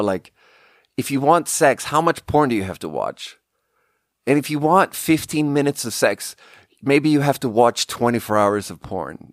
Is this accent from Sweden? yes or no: yes; Sweden; English is a second language; moved away as an adult; also born or lived in China; We grew up together in Sweden